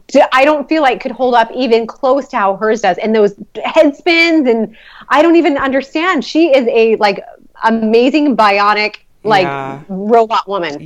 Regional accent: Mesa, Arizona, United States; also born or lived in Flagstaff; So I was born in Flagstaff, okay. But when I was 5 years old, my family moved here to Mesa.

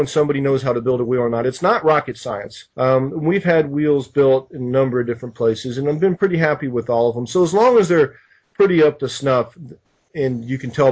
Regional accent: United States; being American

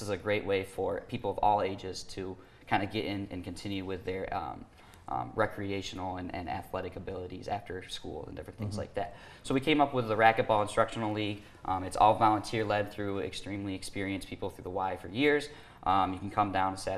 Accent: Jackson, United States; place that I grew up with in Jackson

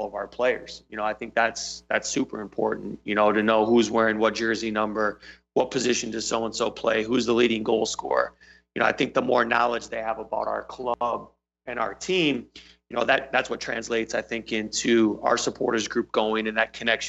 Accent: Michigan, United States; also born or lived in Seattle / England / Ann Arbor; I'm originally from Michigan

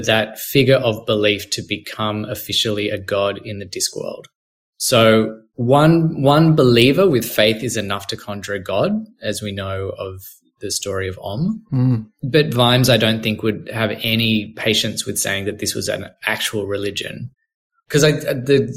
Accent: Blue Mountains, New South Wales, Australia; I grew up in the Blue Mountains and Darug country in New South Wales

